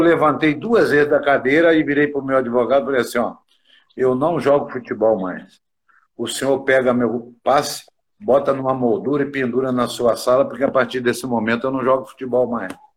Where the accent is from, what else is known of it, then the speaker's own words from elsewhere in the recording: interior of Minas Gerais, Brazil; moved away; eu sou do interior de Minas